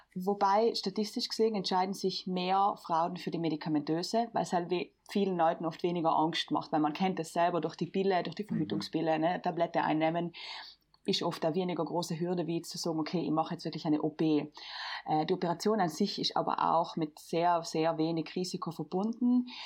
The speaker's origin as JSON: {"language": "German", "town": "Bolzano", "region": "Trentino-Alto Adige", "country": "Italy", "said": "ich bin wie Lea aus Südtirol, ich komme aus Bozen"}